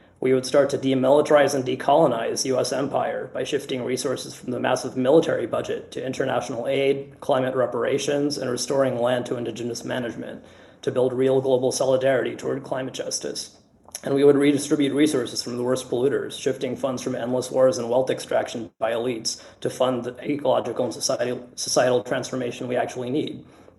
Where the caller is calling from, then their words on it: Washington, District of Columbia, United States; I'm on DSA's Green New Deal campaign committee, and I'm calling from Washington, D.C. on Piscataway land.